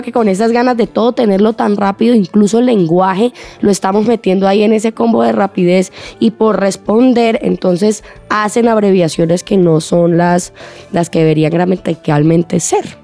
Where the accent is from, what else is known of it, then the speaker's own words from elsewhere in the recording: Colombia; lo que somos como colombianos